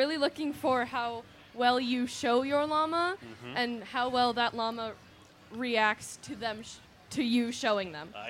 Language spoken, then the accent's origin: English; United States; I'm from Benton County.